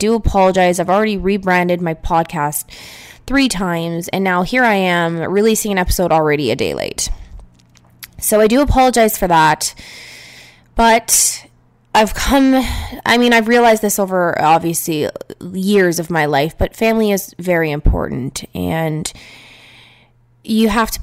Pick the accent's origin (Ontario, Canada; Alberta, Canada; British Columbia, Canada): Ontario, Canada; Niagara Falls; moved away; Ontario, where I am from. I am from Niagara Falls